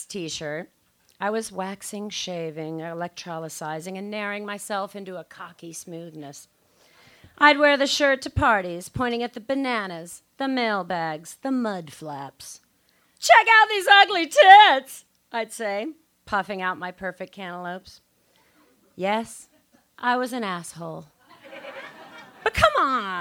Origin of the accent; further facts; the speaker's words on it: near New Orleans, Louisiana, United States; now in Los Angeles, United States; I am from New Orleans. See? Well, actually, a town 20 miles outside of New Orleans